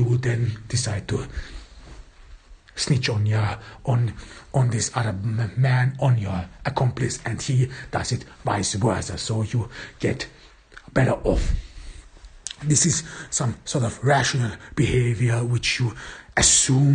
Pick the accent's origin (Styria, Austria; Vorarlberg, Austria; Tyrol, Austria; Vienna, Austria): Vienna, Austria; in Austria, in my home town, or in Vienna